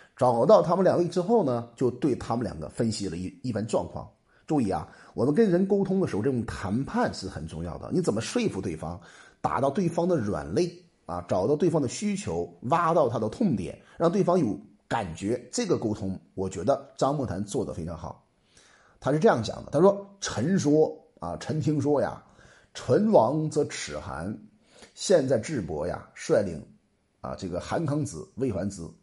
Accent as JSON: {"language": "Chinese", "country": "China", "said": "我们中国人"}